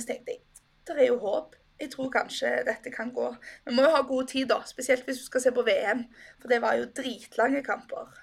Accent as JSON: {"language": "Norwegian", "country": "Norway", "said": "som nordmann"}